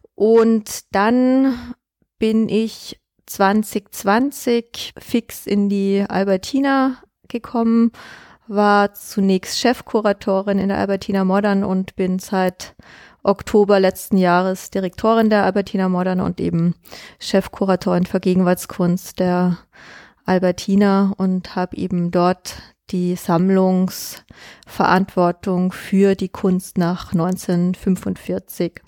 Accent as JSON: {"language": "German", "town": "Augsburg", "region": "Bavaria", "country": "Germany", "also_born_or_lived": "New York / Berlin", "moved": "as an adult", "lives_now": "Vienna, Austria", "said": "Ich bin aus Augsburg, also Bayern"}